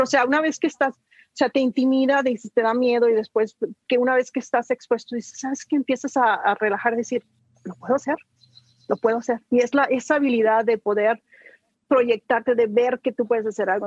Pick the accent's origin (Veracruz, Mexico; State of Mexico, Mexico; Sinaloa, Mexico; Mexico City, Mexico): Sinaloa, Mexico; moved away; yo salí huyendo sin Sinaloa, nunca regresé